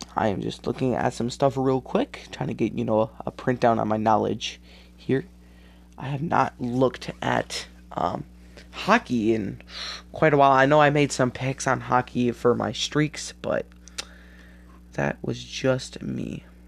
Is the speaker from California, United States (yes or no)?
no; Wisconsin, United States; This is in Wisconsin, my home state